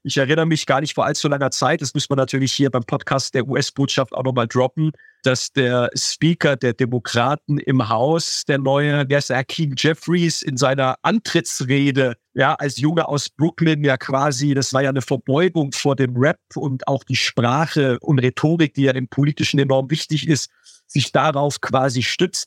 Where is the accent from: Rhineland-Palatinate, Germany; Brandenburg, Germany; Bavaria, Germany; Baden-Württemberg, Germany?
Baden-Württemberg, Germany; Heidelberg; ich bin in Heidelberg groß geworden